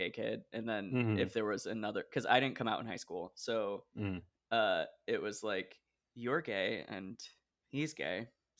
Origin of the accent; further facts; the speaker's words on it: Portland, Oregon, United States; I grew up in a suburb of Portland, Oregon.